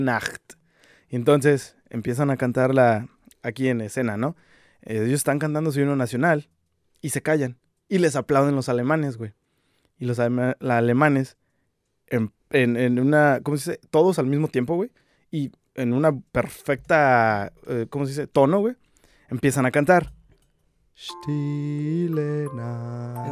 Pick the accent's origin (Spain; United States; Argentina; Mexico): Mexico